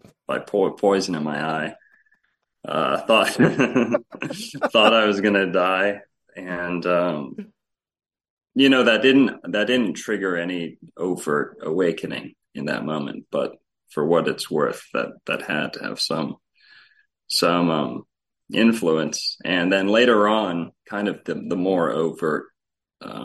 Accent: Florida, United States; I was born in Florida, always grew up here

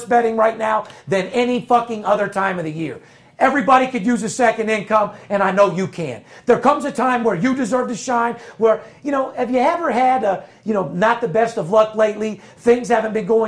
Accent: Las Vegas, Nevada, United States; I'm third generation born and raised in Las Vegas

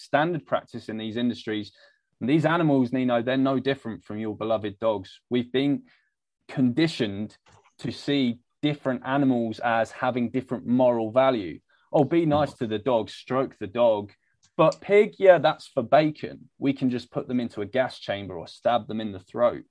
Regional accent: United Kingdom; I'm British

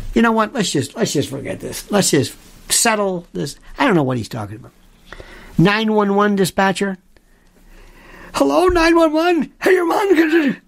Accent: United States; I'm an American. I'm an American, and my I'm not I'm not trying to be corny about it, but it's all I know.

